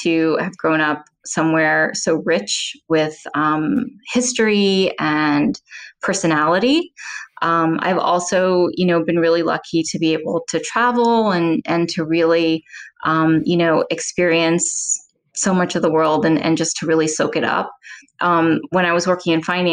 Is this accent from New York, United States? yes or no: no; New Orleans, Louisiana, United States; moved away; growing up in New Orleans